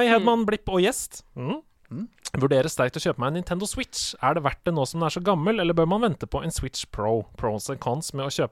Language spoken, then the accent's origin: Norwegian; Trøndelag, Norway; Jeg er egentlig fra Trøndelag.